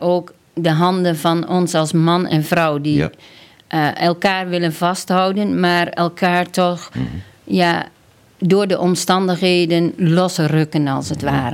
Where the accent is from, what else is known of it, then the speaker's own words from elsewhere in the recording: near Kampen, Overijssel, Netherlands; Ik ben opgegroeid op de Veluwe op, eh, onder de rook van Kampen eigenlijk. Dat is eigenlijk uh, Overijssel, maar eh, de Zanden.